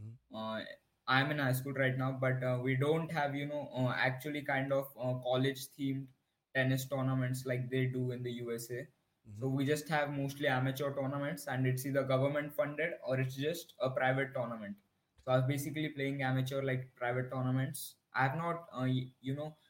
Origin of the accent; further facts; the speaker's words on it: India; from India.